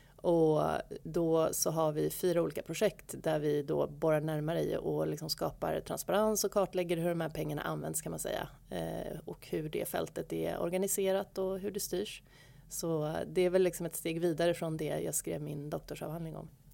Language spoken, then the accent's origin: Swedish; Stockholm, Stockholm County, Sweden; då flyttade jag tillbaka till Stockholm, som är min hemort